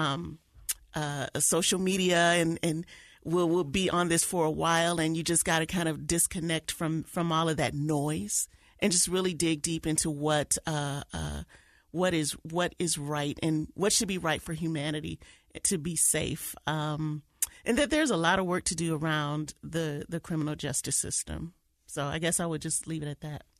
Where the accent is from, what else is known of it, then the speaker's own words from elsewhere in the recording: Detroit, Michigan, United States; moved away; my hometown of Detroit